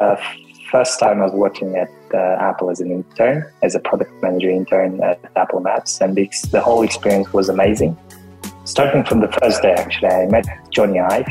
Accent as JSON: {"language": "English", "country": "Kazakhstan", "also_born_or_lived": "United Kingdom", "said": "I'm from Kazakhstan. Right now based in Kazakhstan"}